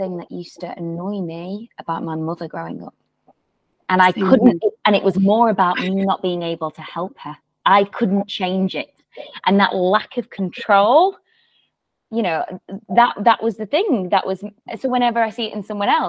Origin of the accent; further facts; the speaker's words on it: England, United Kingdom; I'm from England